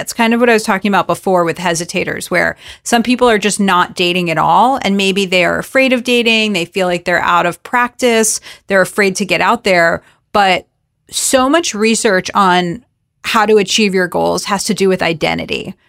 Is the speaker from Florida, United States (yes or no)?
yes; South Florida, United States; I'm Jewish, I'm from South Florida